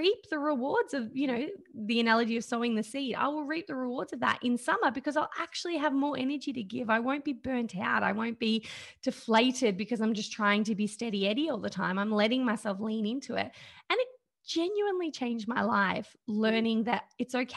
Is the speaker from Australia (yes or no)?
yes; Australia; I think I'm a typical probably woman growing up in Australia right now